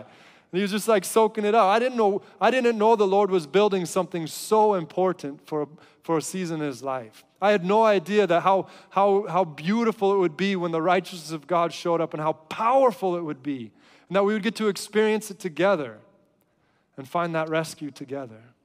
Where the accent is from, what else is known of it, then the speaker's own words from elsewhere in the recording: United States; as an American